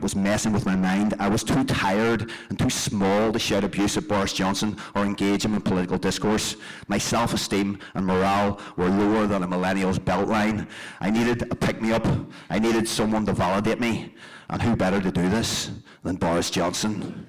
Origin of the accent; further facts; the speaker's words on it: South Tyrone, Northern Ireland, United Kingdom; I grew up in South Tyrone, 4 miles from the border